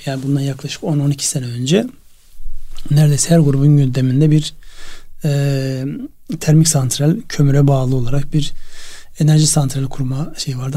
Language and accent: Turkish; Çıldır Lake area, Ardahan, Turkey; moved away; benim memleketimde Çıldır Gölü